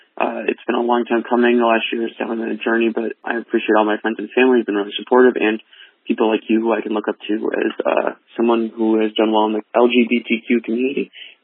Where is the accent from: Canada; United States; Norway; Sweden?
United States; Minnesota; I'm from Minnesota.